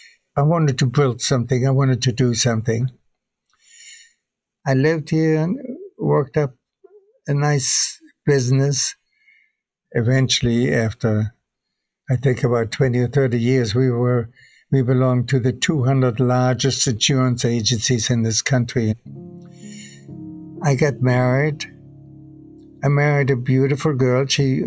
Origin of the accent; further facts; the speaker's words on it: Germany; English is a second language; now in United States; I guess they found in my personal records that I was from Germany originally and that I spoke German.